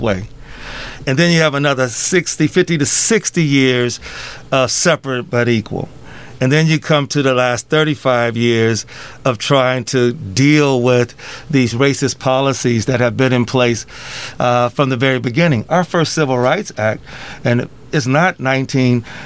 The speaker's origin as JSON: {"language": "English", "town": "Rock Island", "region": "Illinois", "country": "United States", "tie": "born or raised there", "also_born_or_lived": "Davenport / Bettendorf / Moline / East Moline", "said": "I grew up in Rock Island. I've lived in almost every city of the Quad Cities"}